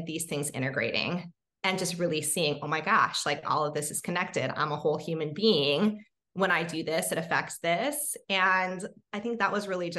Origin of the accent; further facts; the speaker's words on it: Hawaii, United States; I actually grew up in Hawaii